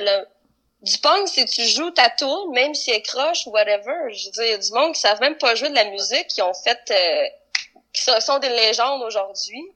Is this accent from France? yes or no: no; Quebec, Canada; accent: Québécois; Oui, je suis au Québec, j'ai un accent québécois